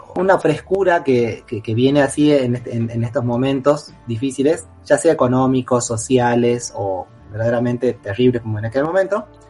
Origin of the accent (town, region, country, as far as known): Argentina